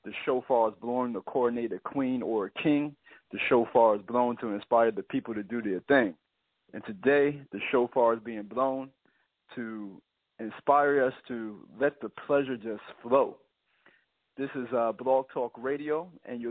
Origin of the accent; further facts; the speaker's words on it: Virginia, United States; now in San Diego, United States; I'm originally from Virginia, one of the original 13 colonies